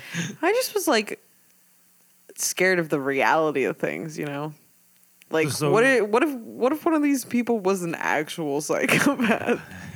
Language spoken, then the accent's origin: English; Ocean City, United States; I grew up in Ocean City. There was like no one there.